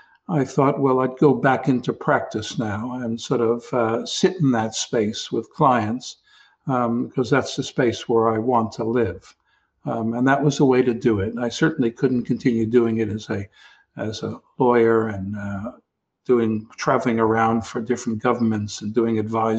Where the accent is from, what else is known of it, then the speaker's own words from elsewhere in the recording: New York City, New York, United States; Coming from New York and growing up in the Bronx